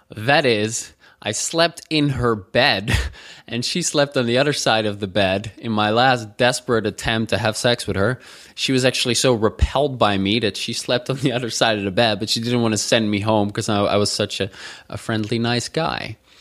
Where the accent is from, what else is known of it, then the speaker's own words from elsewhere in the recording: Netherlands; growing up in the Netherlands